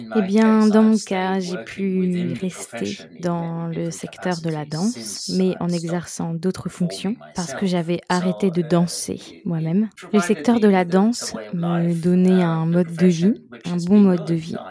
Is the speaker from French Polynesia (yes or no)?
no; Sweden; moved away as an adult; also born or lived in Soviet Union (Kyiv); chez moi en Suède, où j'étais.